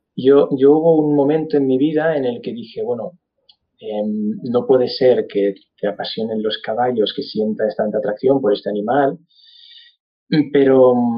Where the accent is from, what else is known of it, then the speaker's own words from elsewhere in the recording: Barcelona, Catalonia, Spain; yo soy de Barcelona, nací en Barcelona, crecí en Barcelona